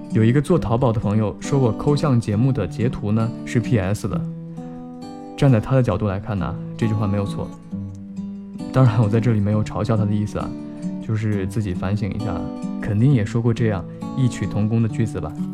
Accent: Fujian, China; 身为福建人

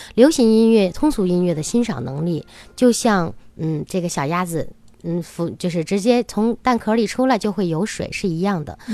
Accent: China; 我们中国人

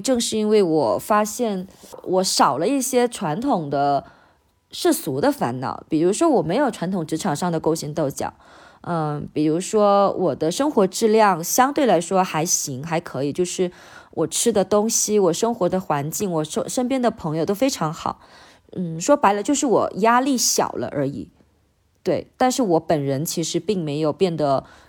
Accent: Hainan, China; 我其实是在一个小岛上面长的，就我老家是海南的嘛。然后我从小就住校

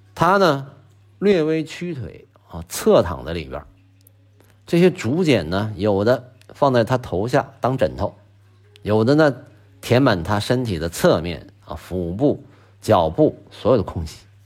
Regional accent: Northeast China, China; 作为一个东北人

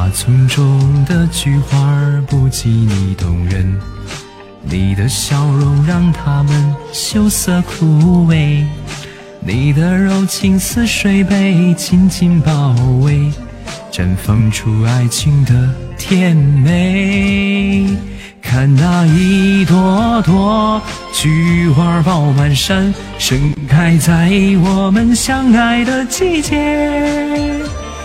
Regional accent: Shandong, China; accent: Shandong dialect; 我们山东方言比较喜欢说啥呢

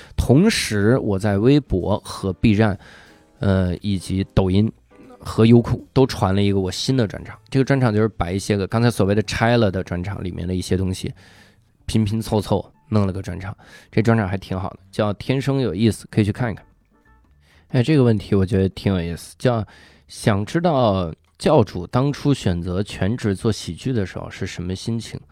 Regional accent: China; 我是一个中国的单口喜剧演员

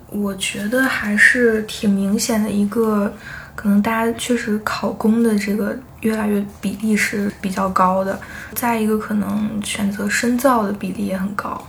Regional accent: China; 我是从中国来的

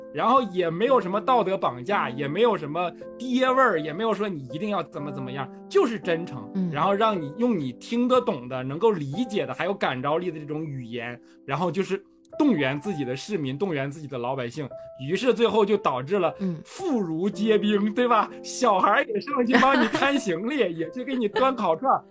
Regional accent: Jinzhou, Liaoning, China; moved away; 我们那儿烧烤真的非常有特色，人咋说呢？全国烧烤当年叫做全国烧烤看东北，东北烧烤看锦州

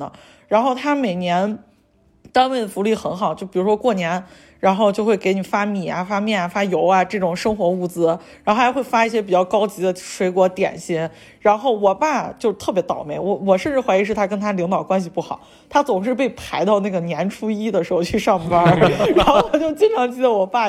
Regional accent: Xi'an, Shaanxi, China; 我父母带我去那个南方玩过一趟，然后我从南方回来的时候，就是从杭州坐火车坐回西安

